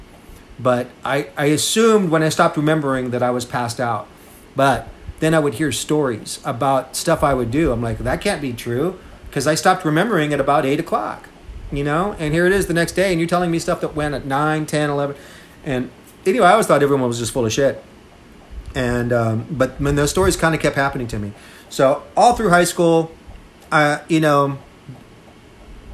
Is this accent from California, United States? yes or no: no; Seguin, Texas, United States; also born or lived in Austin, Texas; I'm from Seguin, Texas. I went my first year of college to there in my hometown.